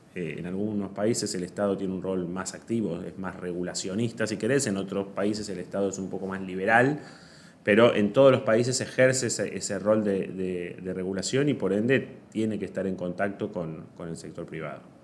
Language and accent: Spanish; Argentina